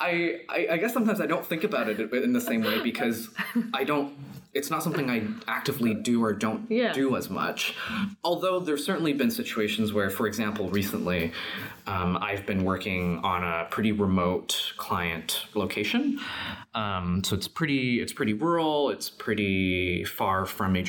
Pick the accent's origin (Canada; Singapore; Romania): Canada; also born or lived in China; I was born in China, but I grew up here in Canada